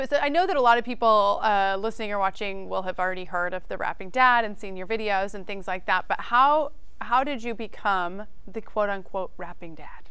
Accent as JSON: {"language": "English", "region": "Idaho", "country": "United States", "said": "I am from Idaho"}